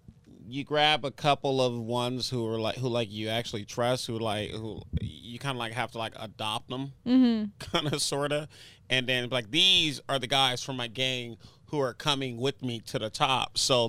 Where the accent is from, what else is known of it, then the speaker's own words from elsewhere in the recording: Los Angeles, California, United States; I'm from L.A., born and raised.